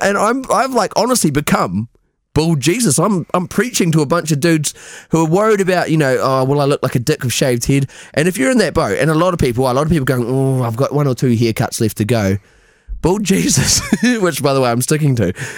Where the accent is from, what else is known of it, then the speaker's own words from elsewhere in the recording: New Zealand; now in Scotland, United Kingdom; I'm from New Zealand, live in Scotland